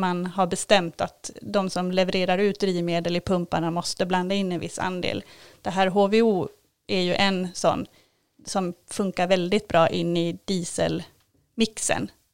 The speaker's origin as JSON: {"language": "Swedish", "town": "Kalmar", "region": "Kalmar County", "country": "Sweden", "tie": "born or raised there", "also_born_or_lived": "Norrköping", "moved": "yes", "lives_now": "Kälen, Sweden", "said": "har flyttat hit från Norrköping, men jag är uppvuxen i Kalmar"}